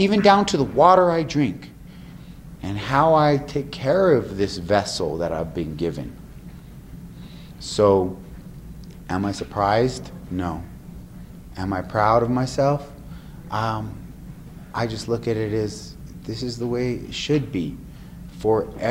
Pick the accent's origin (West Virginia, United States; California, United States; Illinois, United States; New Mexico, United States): New Mexico, United States; here in my hometown